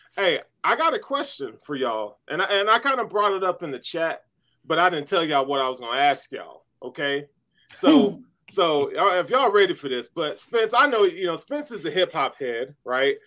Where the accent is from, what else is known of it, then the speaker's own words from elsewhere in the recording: the South, United States; I grew up in the South